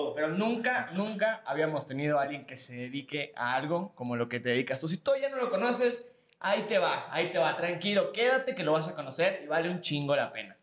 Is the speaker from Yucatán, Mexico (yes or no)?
yes; Yucatán, Mexico; nosotros somos de Yucatán